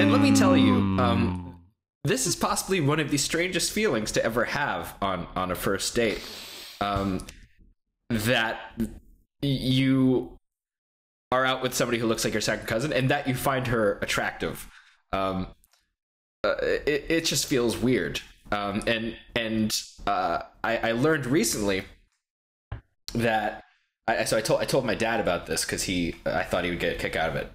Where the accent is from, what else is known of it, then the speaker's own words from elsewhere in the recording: Texas, United States; I'm from Texas